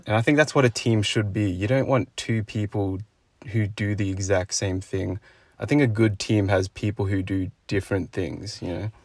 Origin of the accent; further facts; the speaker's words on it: Sydney, New South Wales, Australia; me as a kid growing up in Sydney